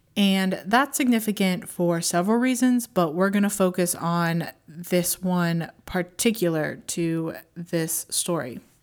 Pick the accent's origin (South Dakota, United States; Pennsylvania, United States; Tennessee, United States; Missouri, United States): Pennsylvania, United States; Pittsburgh; also born or lived in Tampa, Florida; I moved back up to my hometown of Pittsburgh, Pennsylvania